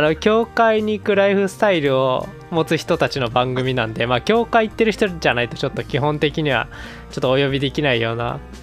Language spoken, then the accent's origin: Japanese; Kansai, Japan; 我々関西人